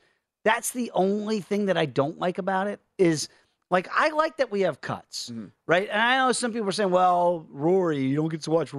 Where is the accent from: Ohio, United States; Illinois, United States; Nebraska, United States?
Illinois, United States; Chicago; moved away as an adult; I come from Chicago, moved out here about a year and a half ago.